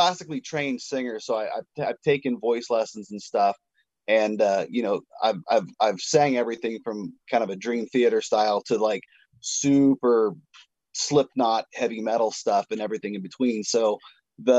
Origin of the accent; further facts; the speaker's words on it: the Northwest, Pacific Northwest, United States; I'm from the Northwest